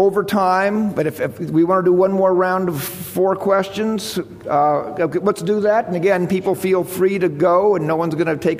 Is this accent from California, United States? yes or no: yes; Palo Alto, California, United States; I grew up in Palo Alto.